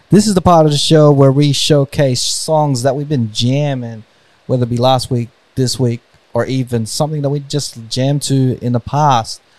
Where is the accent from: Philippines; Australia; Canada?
Philippines; And and as a Filipino, I want to I, I commend everyone else doing that as well. Shout outs to all the Filipinos out there.